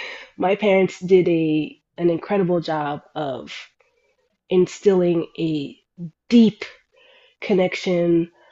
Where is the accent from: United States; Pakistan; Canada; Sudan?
Sudan; accent: Sudanese; I can't communicate with other Arabic speakers, you know, from the Middle East, because my accent is so Sudanese. I speak a Sudanese dialect that is dying out, essentially, is what I found out.